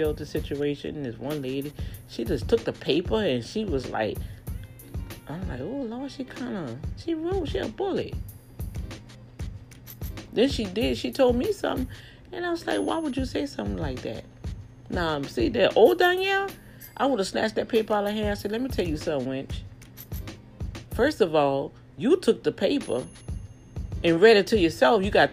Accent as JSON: {"language": "English", "town": "New Orleans", "region": "Louisiana", "country": "United States", "tie": "born or raised there", "moved": "yes", "lives_now": "Texas, United States", "said": "my hometown, New Orleans"}